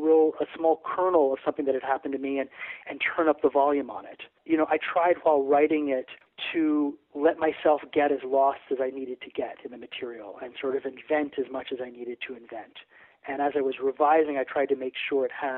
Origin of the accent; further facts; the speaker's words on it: Aruba; moved away; also born or lived in New Jersey, United States; I grew up in Aruba, actually, which is off the island off the coast of Venezuela